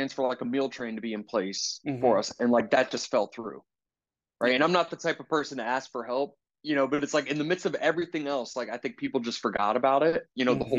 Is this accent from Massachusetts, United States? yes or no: no; Philadelphia, Pennsylvania, United States; moved away as an adult; now in Indianapolis, United States; I was born and raised in Philly